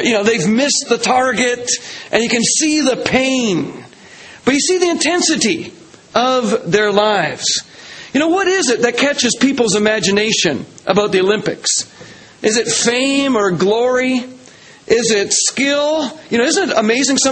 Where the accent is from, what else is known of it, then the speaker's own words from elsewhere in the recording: Canada; I'm a Canadian.